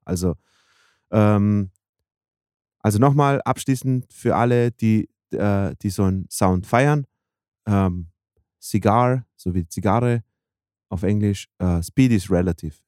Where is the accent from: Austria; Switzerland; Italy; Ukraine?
Austria; Vienna; moved away; bei uns in Wien